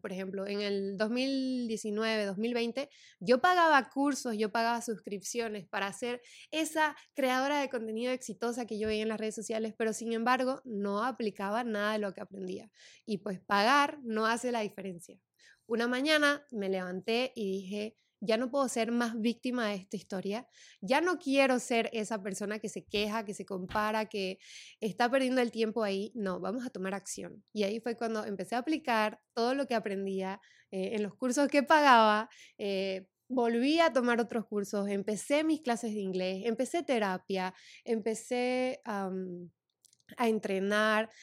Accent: Santa Cruz de la Sierra, Santa Cruz, Bolivia; moved away as an adult; now in United States; yo soy de Santa Cruz de la Sierra, Bolivia

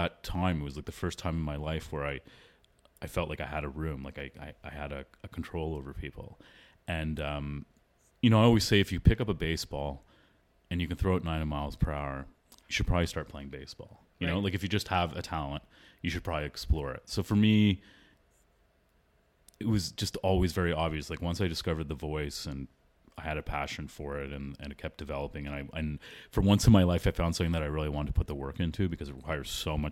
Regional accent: Toronto, Ontario, Canada; first language English; also born or lived in Philadelphia; I was born and raised in Toronto, Ontario, Canada. I was there till I finished high school

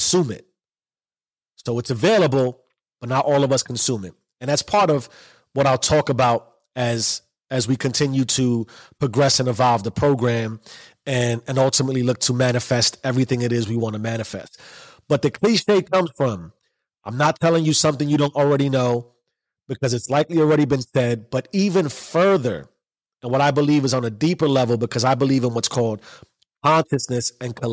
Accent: New York City, New York, United States; I grew up in the South Bronx in the 80s.

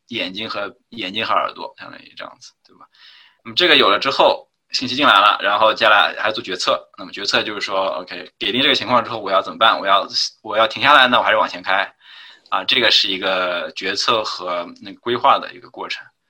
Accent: China; 我当然是，就是国内打长大的，就是从小肯定是用Windows的

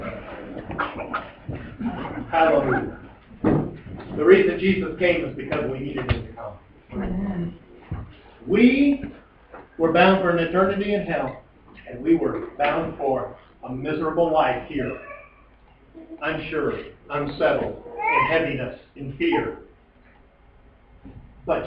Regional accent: Colville, Washington, United States; also born or lived in Kettle Falls; Growing up in Colville

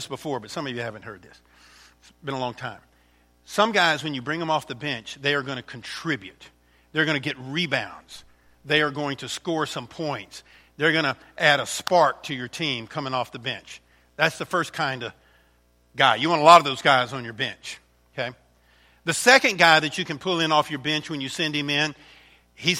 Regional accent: Alcona County, Michigan, United States; We're from Alcona County

